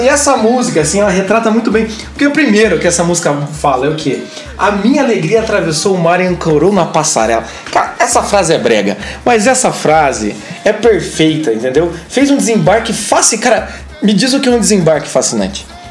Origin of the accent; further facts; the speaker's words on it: Brazil; como a gente é brasileiro, ele tá no nosso sangue